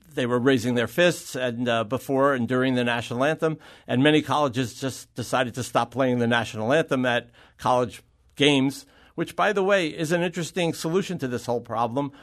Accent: New York, United States; I grew up in New York

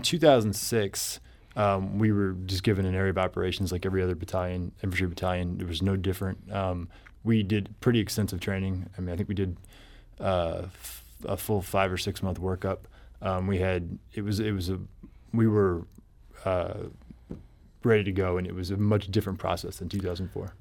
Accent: Columbia, Missouri, United States; I grew up in Columbia

